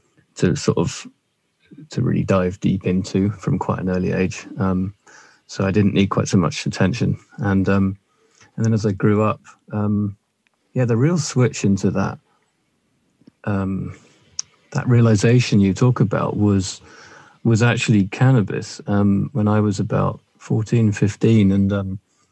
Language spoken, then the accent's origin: English; London, United Kingdom; I was born in South London to a loving middle-class family